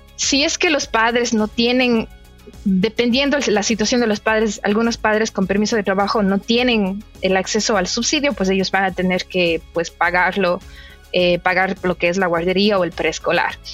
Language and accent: Spanish; Ecuador; moved away as an adult; now in Canada; nadie habla inglés en mi país, mi familia no habla inglés